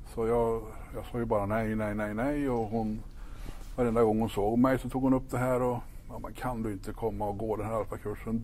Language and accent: Swedish; Ekshärad, Värmland, Sweden; moved away; also born or lived in Stockholm / Kil; jag är född och uppvuxen uppe i Ekshärad, eh, norra Värmland